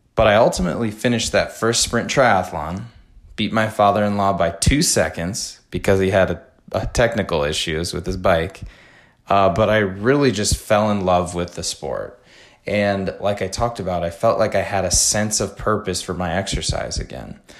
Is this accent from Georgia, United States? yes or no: no; Madison, Wisconsin, United States; Madison, Wisconsin, which is my hometown